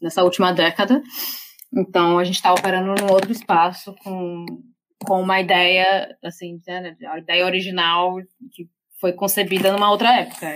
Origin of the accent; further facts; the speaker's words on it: Brazil; also born or lived in Salvador / São Paulo / London; Eu, como brasileira, tipo, eu nem sou europeia